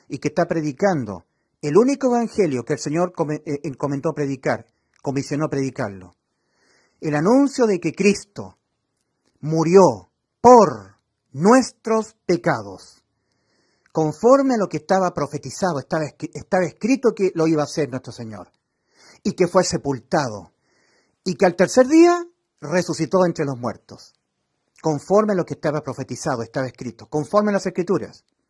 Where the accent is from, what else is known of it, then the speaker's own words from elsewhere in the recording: Chile; como somos los chilenos. Yo soy chileno